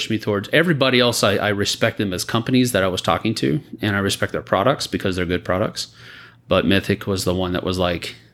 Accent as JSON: {"language": "English", "town": "San Antonio", "region": "Texas", "country": "United States", "tie": "born or raised there", "moved": "yes", "said": "I was born and raised here."}